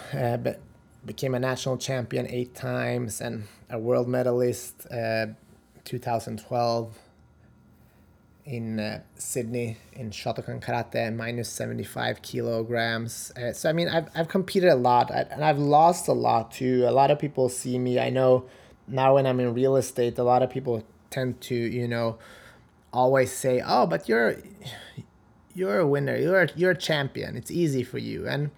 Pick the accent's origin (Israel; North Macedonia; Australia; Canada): North Macedonia; I'm originally from Macedonia, and that means a winner in life.